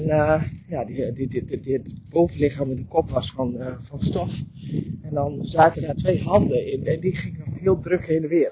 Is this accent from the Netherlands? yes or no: yes; Drenthe, Netherlands; ik ben Drentse van oorsprong